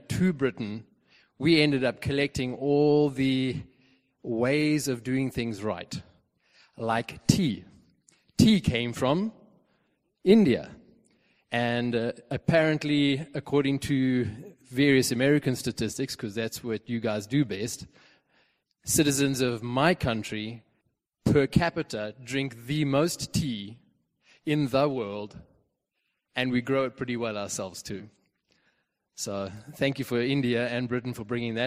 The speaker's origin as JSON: {"language": "English", "country": "Zimbabwe", "moved": "yes", "said": "Where do I come from? Zimbabwe, formerly Rhodesia"}